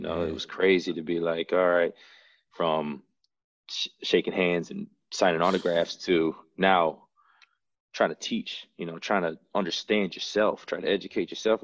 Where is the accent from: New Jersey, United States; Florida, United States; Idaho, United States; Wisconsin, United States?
Wisconsin, United States; Madison; also born or lived in San Antonio, Texas; I was born in San Antonio, but I've been in Madison. I grew up in Madison, was raised in Madison